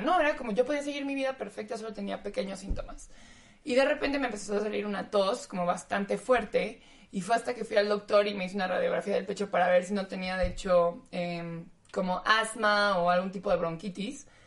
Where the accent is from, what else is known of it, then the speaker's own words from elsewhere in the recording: Mexico; moved away; soy mexicana